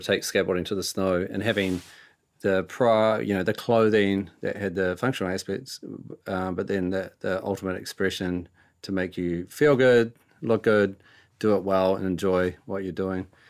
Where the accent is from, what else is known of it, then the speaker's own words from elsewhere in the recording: New Zealand; we're from New Zealand